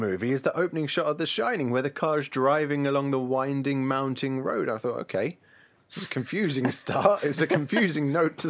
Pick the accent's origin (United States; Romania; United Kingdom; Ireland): United Kingdom; England; being English